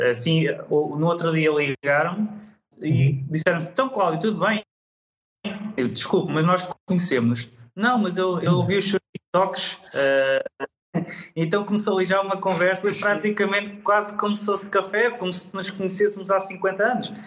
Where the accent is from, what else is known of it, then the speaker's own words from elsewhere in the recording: Leiria, Leiria District, Portugal; Ou seja, se calhar já há pessoas que nos acompanham que não sabiam, não sabiam que, que éramos de Leiria.